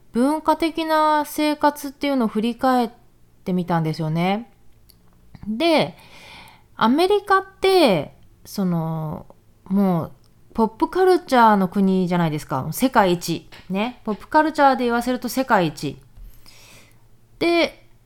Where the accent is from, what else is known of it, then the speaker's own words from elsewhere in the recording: Japan; moved away as an adult; 日本日本で生まれ育った、えー、日本女子の私たち